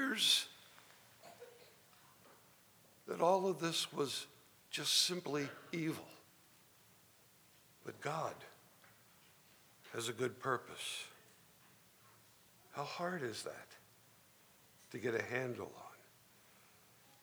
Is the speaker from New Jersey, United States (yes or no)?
yes; Trenton, New Jersey, United States; also born or lived in Ewing Township, New Jersey; Even though I was conceived in South Carolina, I was born and raised in New Jersey. But we lived in the city of Trenton